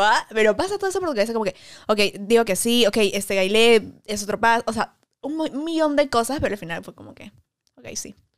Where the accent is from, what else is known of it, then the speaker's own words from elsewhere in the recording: Peru; somos de Perú